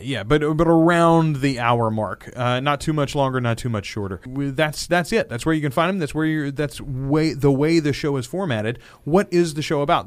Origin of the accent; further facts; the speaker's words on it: Louisiana, United States; We are both born and raised in Louisiana.